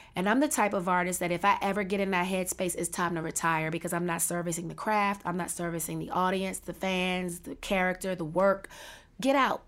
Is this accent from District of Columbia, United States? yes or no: yes; Washington, District of Columbia, United States; I was born and raised in Washington D.C.